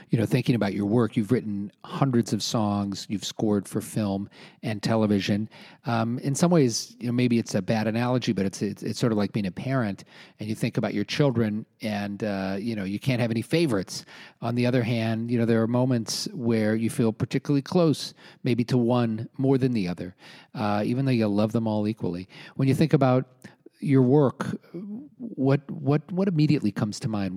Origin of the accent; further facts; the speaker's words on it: Omaha, Nebraska, United States; I grew up in Omaha in the 1970s